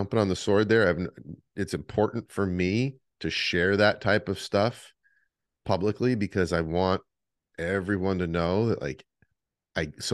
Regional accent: Adirondack Mountains, New York, United States; now in Florida, United States; I grew up hiking in the Adirondack Mountain Range

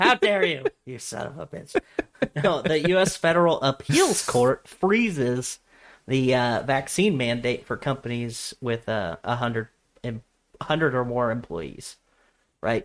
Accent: Nebraska, United States; born or raised there

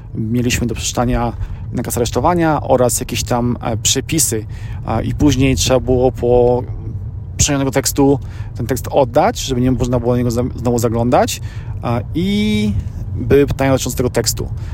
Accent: Poland; moved away as an adult; now in United States; ja urodziłem się w Polsce, mieszkałem przez pierwsze 23 lata życia w Polsce

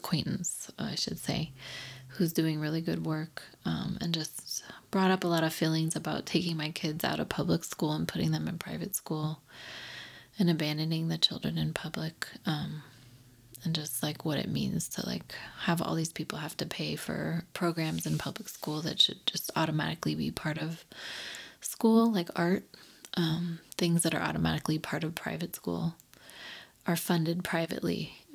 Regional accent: the Bay Area, California, United States; moved away; I'm from the Bay

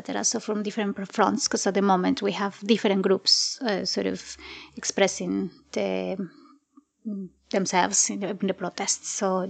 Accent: Colombia; moved away as an adult; now in United Kingdom; I am Colombian and I've lived in the UK for the past 12 years. But I was born and grew up in Colombia

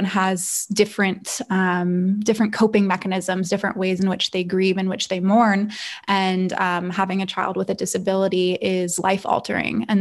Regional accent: Calabasas, California, United States; I grew up in Northern LA County, which is pretty affluent. It's Agora Hills, Calabasas area.

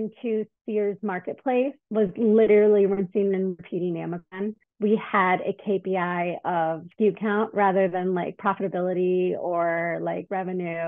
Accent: Detroit, Michigan, United States; moved away as an adult; also born or lived in Chicago; moved to Chicago because I'm from Detroit.

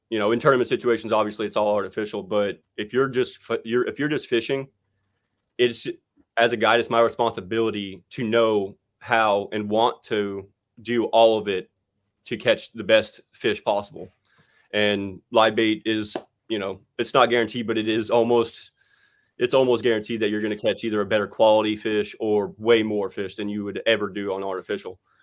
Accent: West Palm Beach, Florida, United States; where I grew up in West Palm Beach, I live about forty minutes from Okeechobee and forty minutes from the coast

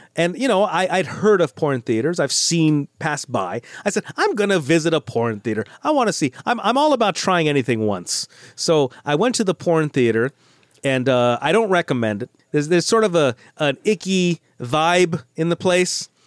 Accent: United States; I'm an American. I grew up in America.

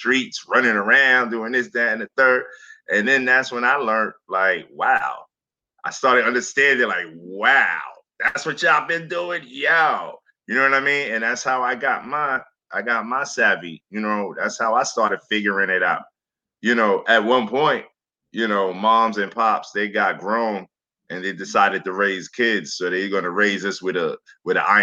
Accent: New York City, New York, United States; also born or lived in Staten Island; I came from Flatbush, Brooklyn. So, you know, we always had the Labor Day parade. We always had block parties. You know what I'm saying? And that was my youngest years.

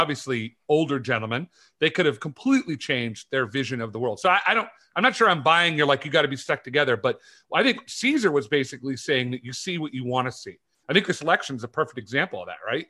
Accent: California, United States; moved away; I grew up in California

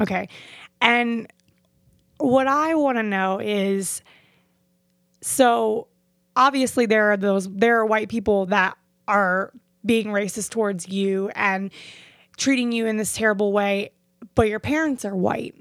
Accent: Fort Lauderdale, Florida, United States; I grew up in Fort Lauderdale and Hollywood area

